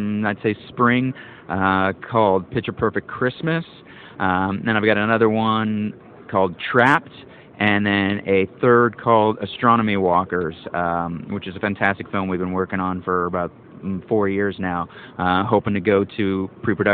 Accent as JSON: {"language": "English", "country": "Canada", "said": "I'm Canadian."}